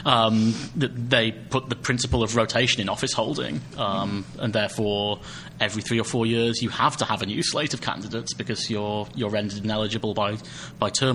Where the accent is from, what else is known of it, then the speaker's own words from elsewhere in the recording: United Kingdom; speaking as a Brit